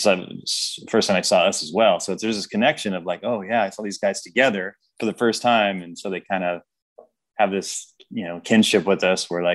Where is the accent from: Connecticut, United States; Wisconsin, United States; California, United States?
California, United States; Sacramento; I grew up in South Sacramento